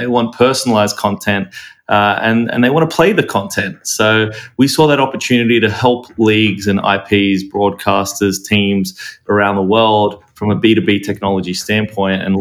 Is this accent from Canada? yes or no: no; Australia; now in United States; I grew up in Australia